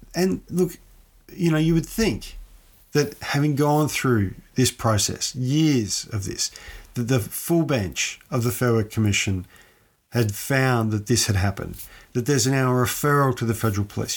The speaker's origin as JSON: {"language": "English", "town": "Ballarat", "region": "Victoria", "country": "Australia", "said": "I'm from Ballarat. As many people who listen to this show know, I'm from Ballarat."}